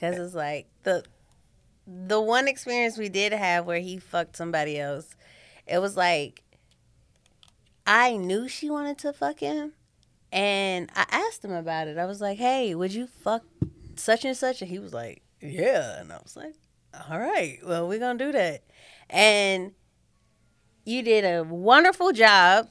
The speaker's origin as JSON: {"language": "English", "town": "St. Louis", "region": "Missouri", "country": "United States", "also_born_or_lived": "Kansas City", "moved": "as an adult", "said": "I'm from Saint Louis, and then I moved to Kansas City for college"}